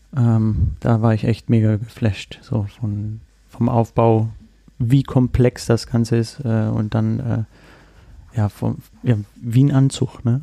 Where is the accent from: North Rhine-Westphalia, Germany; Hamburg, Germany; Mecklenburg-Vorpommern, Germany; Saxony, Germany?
Mecklenburg-Vorpommern, Germany; Rostock; moved away; ich komme gebürtig aus Rostock